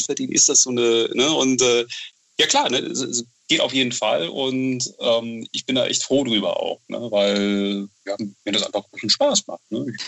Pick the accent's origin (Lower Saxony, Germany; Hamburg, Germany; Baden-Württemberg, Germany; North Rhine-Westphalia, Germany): North Rhine-Westphalia, Germany; Bonn; ich bin, ich bin, ich bin Bonner